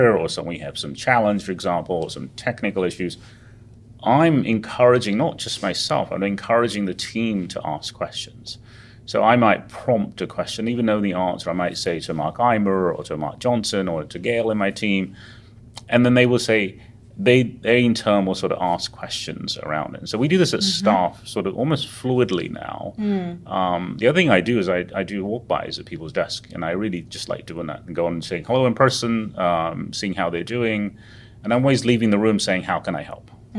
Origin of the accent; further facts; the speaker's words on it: England, United Kingdom; moved away as an adult; also born or lived in Uganda / India; now in United States; I was born in Uganda, which is a long way away in Africa, and then actually refugees to England at the time. So I grew up in England, and then went to school in India for a while, and went back to England